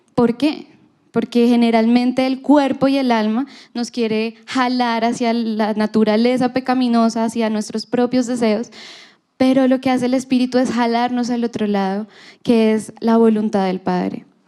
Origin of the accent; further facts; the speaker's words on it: Colombia; Nosotros somos colombianos porque nacimos en Colombia